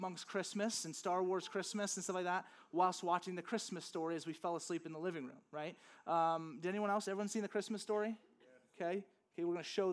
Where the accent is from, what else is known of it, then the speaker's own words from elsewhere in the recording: Louisiana, United States; now in Flagstaff, United States; growing up in Louisiana, there's just nothing really